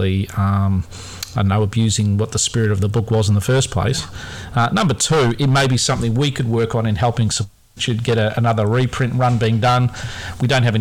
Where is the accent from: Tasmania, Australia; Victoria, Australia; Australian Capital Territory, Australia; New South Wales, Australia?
Victoria, Australia; near the Knox Club; I grew up near the Knox Club